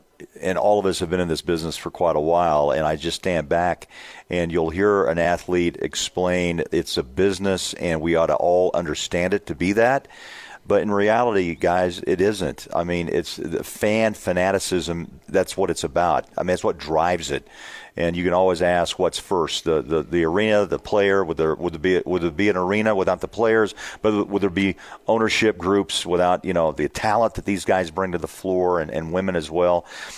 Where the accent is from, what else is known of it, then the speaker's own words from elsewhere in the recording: Kansas City, Missouri, United States; and growing up in Kansas City, the Chiefs and Royals are everything.